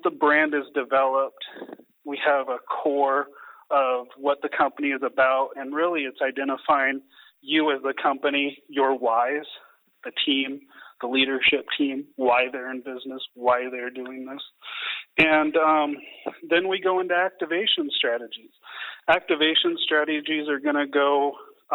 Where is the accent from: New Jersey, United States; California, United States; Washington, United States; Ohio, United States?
Washington, United States; I grew up in Washington. It's not a big oil and gas industry, but in Anacortes, Washington, where my family is from